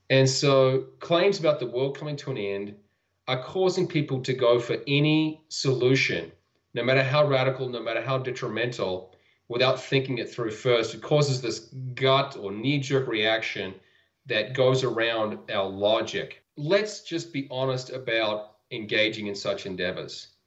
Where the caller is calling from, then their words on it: Utah, United States; I'm calling in from Utah in the United States.